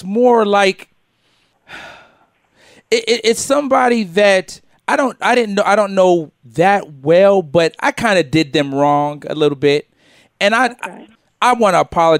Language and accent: English; United States; Panamanian, Costa Rican, all from the West Indies, my whole family. I was born in America, as you can see.